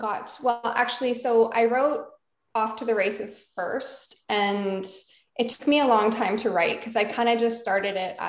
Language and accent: English; Alberta, Canada; So I've moved all over. But I grew up in Alberta, Canada